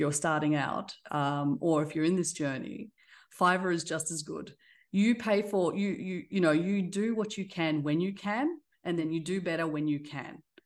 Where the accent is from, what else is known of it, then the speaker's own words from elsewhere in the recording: Australia; accent: Australian; moved away as an adult; also born or lived in Black Sea coast; now in Dallas, United States; I have an Australian accent, so I was raised in Australia. I was born on the coast of the Black Sea, so an immigrant once, and then now I live in Dallas